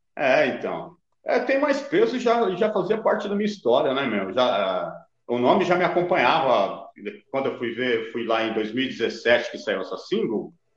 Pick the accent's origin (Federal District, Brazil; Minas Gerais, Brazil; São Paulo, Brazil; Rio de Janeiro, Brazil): São Paulo, Brazil; Carapicuíba; now in Goiânia, Brazil; hoje eu moro em Goiânia, cara, mas eu sou de Carapicuíba. Carapicuíba hum. Vila Dirce.